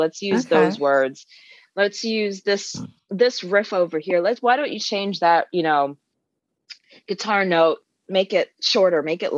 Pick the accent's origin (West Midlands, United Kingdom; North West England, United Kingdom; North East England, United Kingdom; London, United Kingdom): London, United Kingdom; You know, I'm originally from London, and I am blown away every time we get played in London or England or Scotland, Wales, and the Europeans.